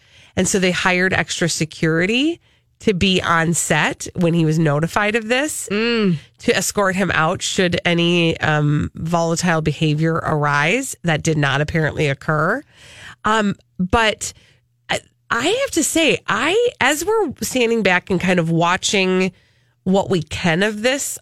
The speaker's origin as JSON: {"language": "English", "region": "Minnesota", "country": "United States", "said": "I was being very Minnesotan right there."}